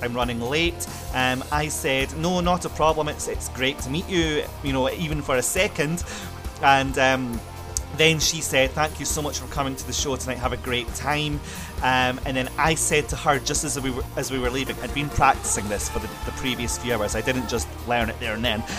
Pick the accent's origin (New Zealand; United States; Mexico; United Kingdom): United Kingdom; Scotland; my home country